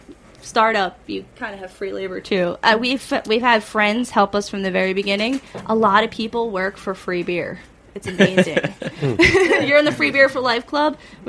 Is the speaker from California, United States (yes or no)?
no; Chester, New York, United States; So, I mean, we're from Chester.